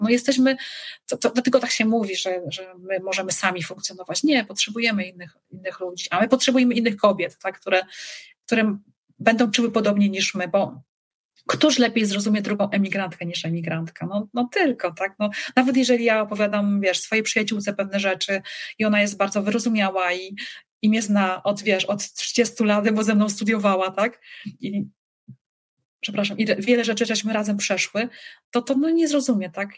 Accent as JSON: {"language": "Polish", "country": "Poland", "also_born_or_lived": "Radomsko area / Wrocław / Szczecin", "accent": "Polish", "moved": "as an adult", "lives_now": "Ireland", "said": "jestem Polką"}